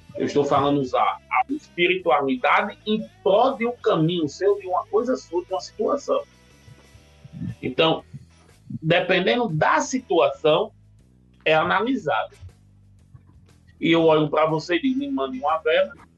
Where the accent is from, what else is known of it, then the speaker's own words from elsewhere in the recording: Natal, Rio Grande do Norte, Brazil; now in São Paulo, Brazil; Hoje eu não tenho mais acesso nem à minha terra natal, Natal, cidade natal